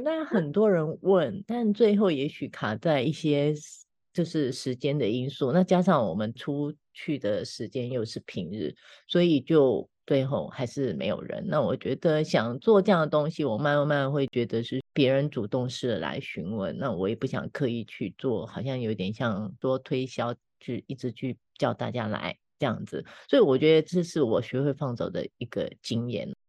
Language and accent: Chinese; Taiwan; moved away as an adult; also born or lived in Shanghai; 像我早期真的是从台湾搬回到，搬到上海去重新从零开始过生活，然后现在十年后又从上海搬回台湾